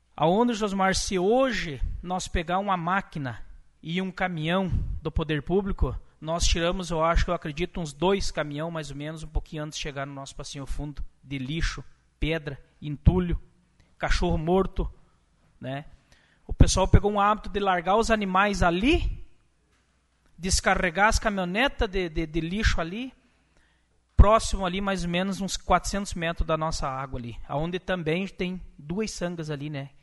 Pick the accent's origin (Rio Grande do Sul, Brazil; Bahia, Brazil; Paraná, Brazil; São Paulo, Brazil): Rio Grande do Sul, Brazil; Lagoa Vermelha; eu sou filho de Lagoa Vermelha e minha terra natal é Santa Luzia